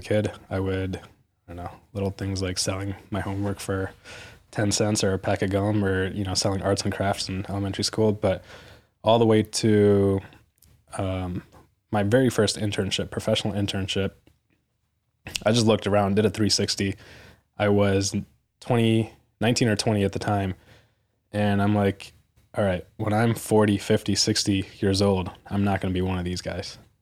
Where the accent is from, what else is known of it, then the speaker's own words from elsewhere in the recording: suburbs of Detroit, Michigan, United States; my hometown in the suburbs of Detroit